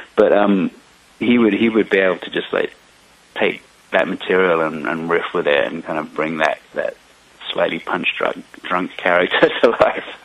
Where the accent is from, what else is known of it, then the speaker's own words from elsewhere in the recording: England, United Kingdom; I'm from I'm from England, so I, I even put some Easter eggs for my um, childhood British wrestling ah. icons in there